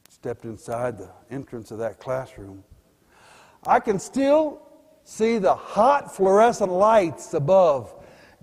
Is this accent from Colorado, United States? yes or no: yes; Pueblo, Colorado, United States; also born or lived in Denver; I was born in Denver but grew up in Pueblo